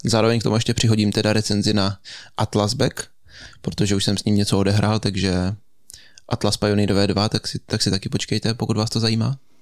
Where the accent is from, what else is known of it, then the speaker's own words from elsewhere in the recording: Český Krumlov, South Bohemian Region, Czechia; u nás v Krumlově